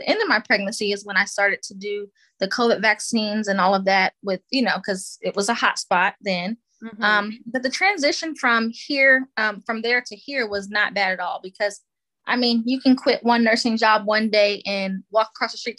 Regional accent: Atlanta, Georgia, United States; moved away as an adult; also born or lived in El Paso, Texas / South Carolina; now in Augusta, United States; I'm from Atlanta

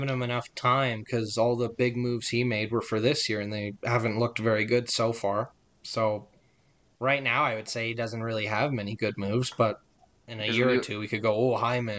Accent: Canada; At the end of the day, this is a team in Edmonton. We're Canadian.

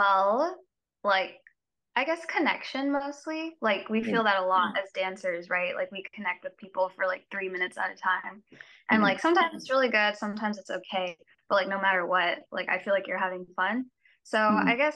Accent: Orange County, California, United States; I am from Orange County

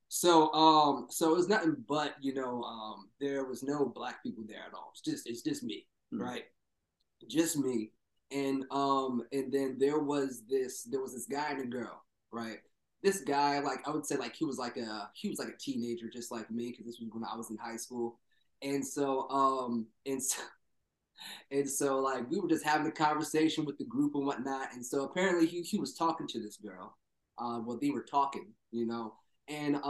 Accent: New Jersey, United States; also born or lived in Philadelphia; we're from South

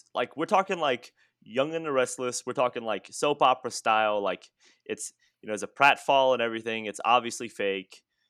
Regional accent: Louisiana, United States; My great-grandpa, so I'm from South Louisiana, and my great-grandpa, he was a French Cajun.

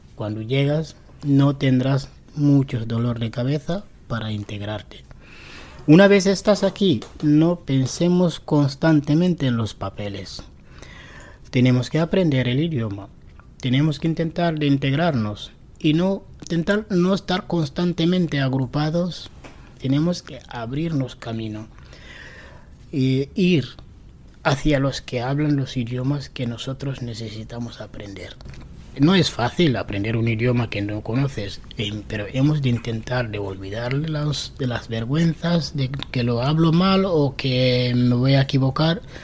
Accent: Senegal; Spanish is a second language; also born or lived in Barcelona, Spain / Madrid, Spain; now in Spain; yo soy de Senegal. Llegué aquí en España en 2006

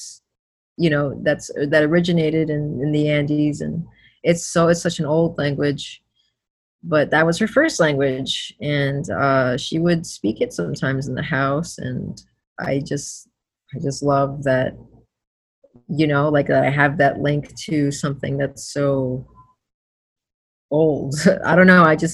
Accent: Florida, United States; I was born in Florida

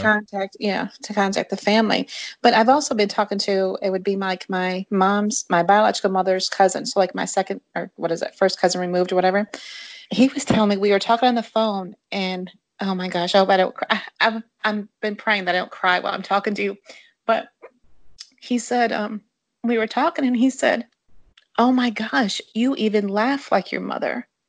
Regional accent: Jackson, Michigan, United States; moved away as an adult; also born or lived in Eloise, Michigan / West Tennessee; now in Tennessee, United States; I grew up in Jackson, Michigan

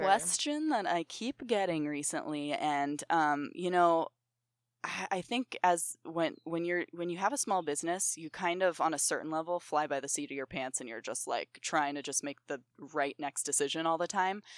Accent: Ohio, United States; also born or lived in New York; I grew up in Ohio

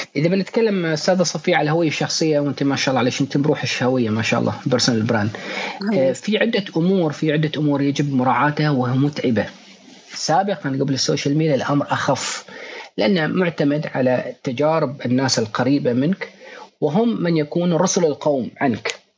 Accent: Bahrain; ونحن حاليا نعمل مع احدى الشركات عندنا في البحرين

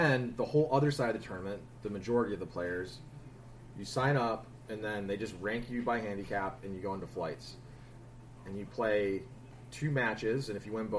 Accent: Boston, Massachusetts, United States; people know that we're from Boston.

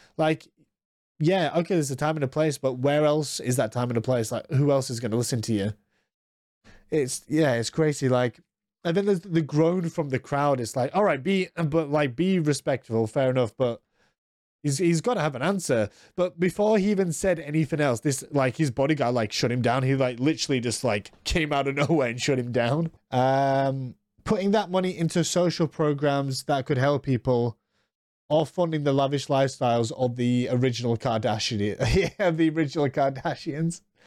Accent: United States; I'm American

